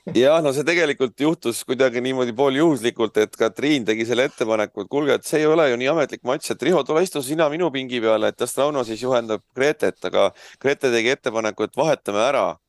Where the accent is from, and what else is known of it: Saare County, Estonia